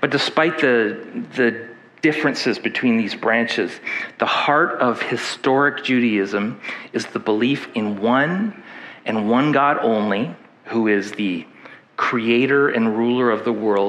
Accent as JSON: {"language": "English", "region": "Alberta", "country": "Canada", "said": "And when I came from Alberta, where there was, I don't think any Jewish community that I'm aware of."}